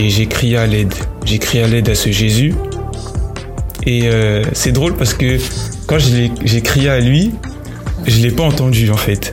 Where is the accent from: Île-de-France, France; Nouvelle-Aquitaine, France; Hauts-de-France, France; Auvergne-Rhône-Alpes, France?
Île-de-France, France; Paris; je suis né à Paris, donc euh, en France